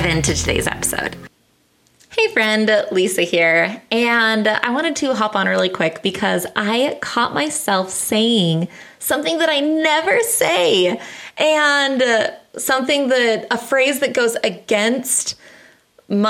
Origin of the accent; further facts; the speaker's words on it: United States; as an American